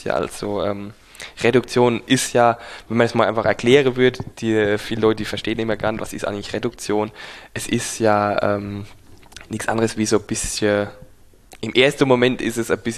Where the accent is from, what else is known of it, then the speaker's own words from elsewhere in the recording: Rhineland-Palatinate, Germany; wir sind Pfälzer, Pfälzer Trinkkultur einfach